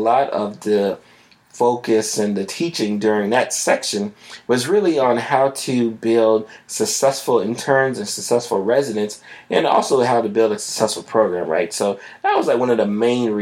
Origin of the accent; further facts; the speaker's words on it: South Florida, United States; I'm from South Florida